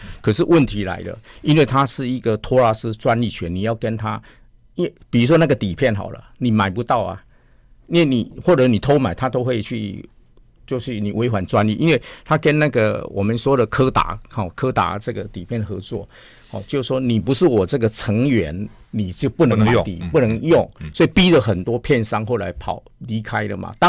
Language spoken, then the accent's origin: Chinese; Taiwan; 听说我们是从台湾来追爱迪生，他很感动。